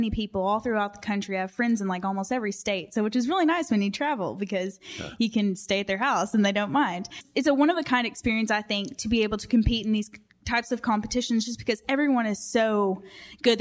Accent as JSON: {"language": "English", "region": "Western Kentucky", "country": "United States", "said": "I'm from a small town in Western Kentucky, Simpsonia, Kentucky"}